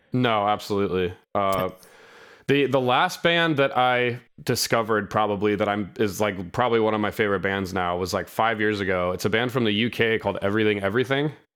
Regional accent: Sacramento, California, United States; I'm from Sacramento, California.

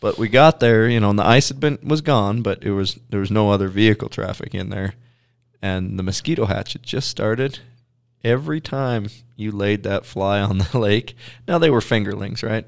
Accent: Pacific Northwest, United States; growing up in the Pacific Northwest

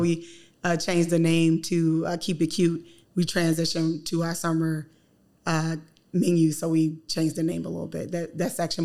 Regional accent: the South, United States; moved away; I'm from the South

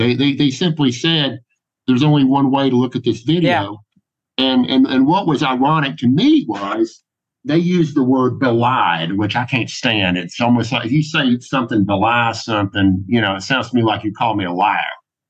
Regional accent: Georgia, United States; I wish that I'd said, well, Judge, I'm from Georgia, and And to us, it looks more like Smokey and the Bandit.

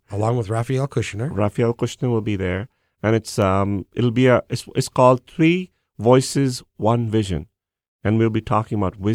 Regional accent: India; moved away as an adult; now in United States

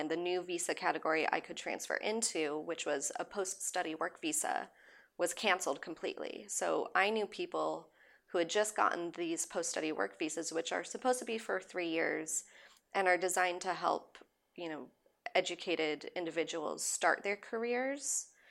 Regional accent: Southern California, United States; also born or lived in London; now in Los Angeles, United States; growing up in Southern California

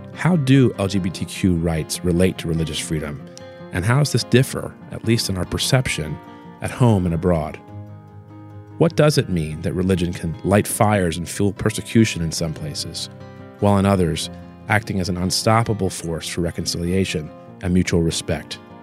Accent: New Orleans, Louisiana, United States; I was raised Catholic in New Orleans

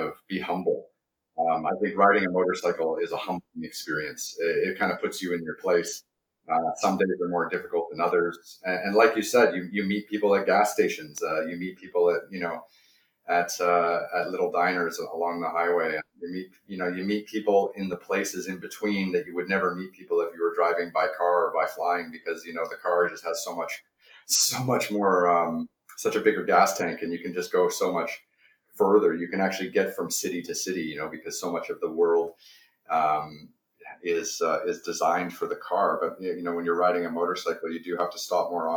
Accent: Toronto, Ontario, Canada; moved away as an adult; also born or lived in China; I grew up in Toronto, Canada

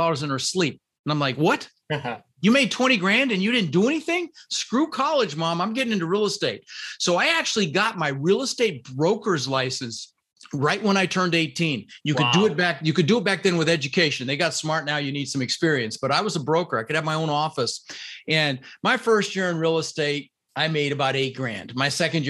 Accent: Denver, Colorado, United States; English is a second language; also born or lived in Netherlands; I immigrated this country when I was 6 years old. I was born in the Netherlands, you know, wooden shoes and windmills, and immigrated with my brother Albert and my mother's Vancha when I was six. And we ended up in Denver, Colorado

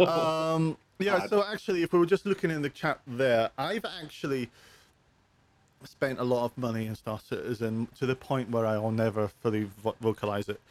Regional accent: United Kingdom; I'm British

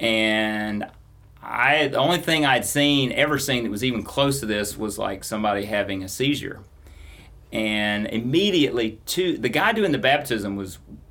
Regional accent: the South, United States; Growing up in the South

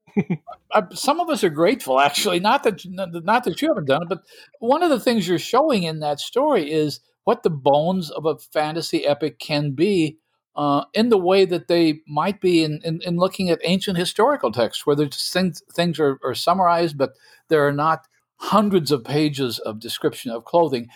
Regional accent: Midwest, United States; speaking as a Midwesterner

